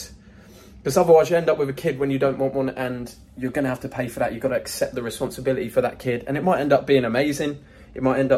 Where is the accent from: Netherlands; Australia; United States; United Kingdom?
United Kingdom; moved away as an adult; now in Dubai, United Arab Emirates; my home country, the UK.